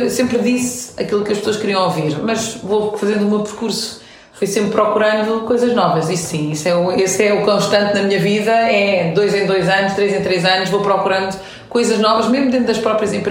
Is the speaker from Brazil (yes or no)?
no; France; born there; tenho uma mãe portuguesa, um pai iraniano, nasci em França. Portanto, sou multicultural, vivi em sete países, em três continentes diferentes.